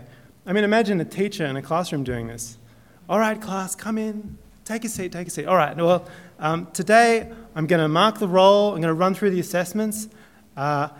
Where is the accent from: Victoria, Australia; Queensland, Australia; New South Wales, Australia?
New South Wales, Australia; Southern Highlands; I'm from the Highlands